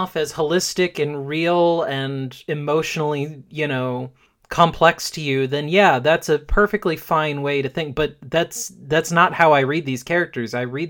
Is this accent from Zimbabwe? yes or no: no; Jamaica; now in New York, United States; my family listens to … because we're Jamaican